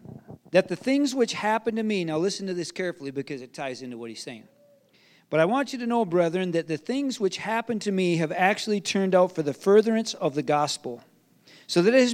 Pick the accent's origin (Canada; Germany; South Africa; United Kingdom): Germany; I grew up in East Germany when the wall was still up.